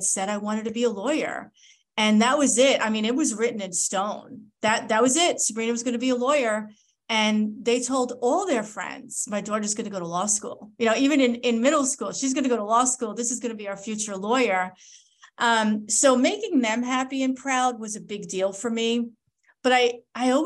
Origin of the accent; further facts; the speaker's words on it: Long Island, New York, United States; also born or lived in Michigan; I grew up on Long Island, New York